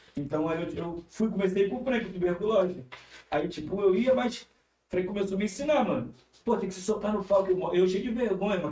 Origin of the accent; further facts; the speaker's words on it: Rio de Janeiro, Brazil; also born or lived in Madureira; a minha infância, eu comecei no Complexo do Alemão. Tipo assim, eu, eu saí do Complexo com 15, eu acho, com, não, com 14